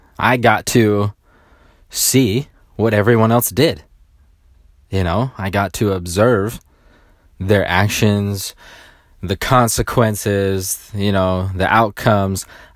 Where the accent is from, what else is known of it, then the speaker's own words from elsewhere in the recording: Sacramento, California, United States; When I grew up, I grew up in around Sacramento, and I'm the youngest of 10 children, okay?